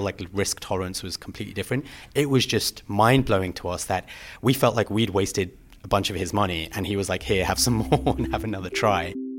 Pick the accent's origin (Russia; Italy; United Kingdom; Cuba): United Kingdom; London; moved away as an adult; also born or lived in Plumstead / Woolwich / Vancouver; I grew up in London, Southeast London